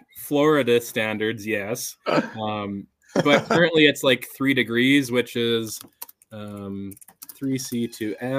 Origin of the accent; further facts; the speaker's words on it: Saskatoon, Saskatchewan, Canada; also born or lived in Calgary; now in Edmonton, Canada; but I was born in Saskatoon, Saskatchewan, which is the province over.